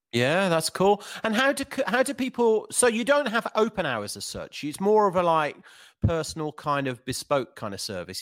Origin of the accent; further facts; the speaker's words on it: Birmingham, West Midlands, United Kingdom; Birmingham, my hometown